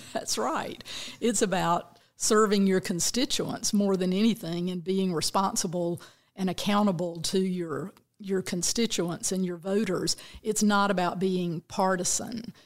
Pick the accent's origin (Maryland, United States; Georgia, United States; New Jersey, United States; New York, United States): Georgia, United States; Bainbridge; I grew up down in very deep South Georgia, little town of Bainbridge